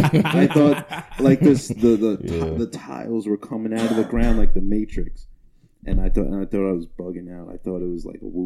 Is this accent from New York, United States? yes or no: yes; Long Island, New York, United States; where are you from? I was like, Long Island.